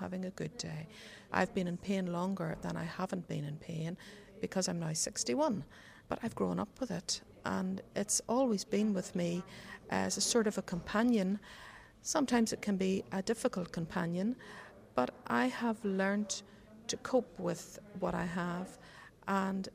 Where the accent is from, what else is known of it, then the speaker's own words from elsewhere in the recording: Belfast, Northern Ireland, United Kingdom; from Belfast